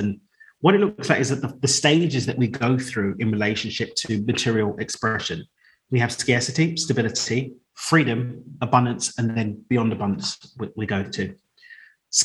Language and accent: English; London, United Kingdom; moved away as an adult; now in Cabo San Lucas, Mexico; So I grew up in East London, moved out to Mexico 3 years ago now.